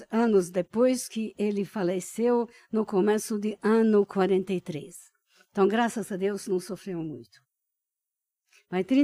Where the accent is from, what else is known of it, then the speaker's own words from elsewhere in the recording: Budapest, Hungary; born there; Portuguese is a second language; Eu nasci em Budapeste, na Hungria